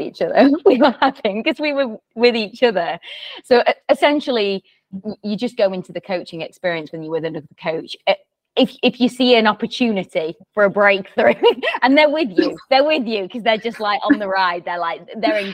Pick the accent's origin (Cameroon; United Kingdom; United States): United Kingdom; England; I'm from England